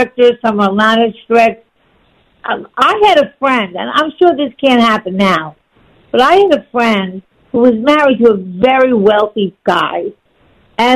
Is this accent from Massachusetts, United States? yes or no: no; Long Island, New York, United States; I grew up on Long Island